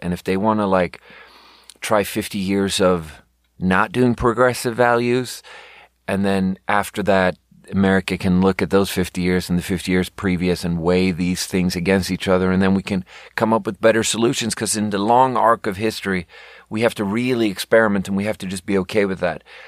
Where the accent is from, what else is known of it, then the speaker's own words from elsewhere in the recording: Sweden; moved away as an adult; now in United States; I'm from Sweden